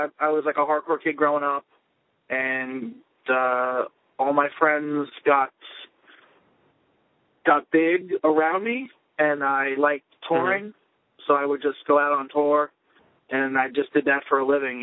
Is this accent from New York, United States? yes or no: yes; Long Island, New York, United States; We grew up on Long Island together in the same music scene.